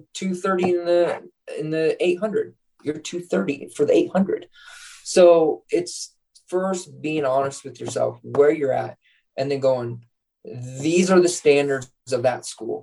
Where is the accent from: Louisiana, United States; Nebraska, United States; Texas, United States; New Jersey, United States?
Nebraska, United States; Scottsbluff; moved away; my hometown in Scottsbluff, Nebraska.